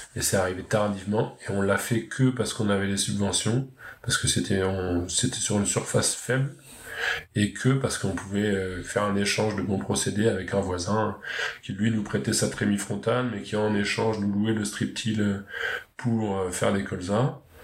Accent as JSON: {"language": "French", "area": "Pays de Caux", "region": "Upper Normandy", "country": "France", "said": "en Haute-Normandie, je viens du Pays de Caux, une région côtière très fertile"}